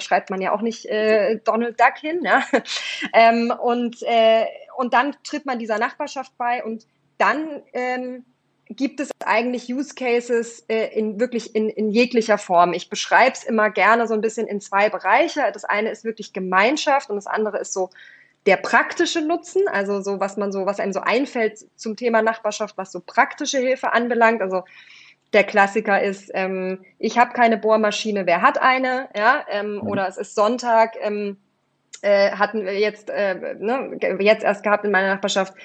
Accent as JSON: {"language": "German", "area": "Swabian Jura", "region": "Baden-Württemberg", "country": "Germany", "tie": "born or raised there", "also_born_or_lived": "East Germany", "moved": "as an adult", "lives_now": "Berlin, Germany", "said": "bin dann auf die Schwäbische Alb gezogen in ein anderes kleines Dorf"}